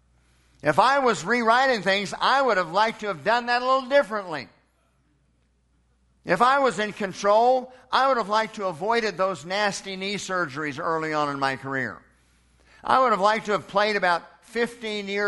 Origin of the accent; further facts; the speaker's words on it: Edmond, Oklahoma, United States; born in Edmond, Oklahoma in 1963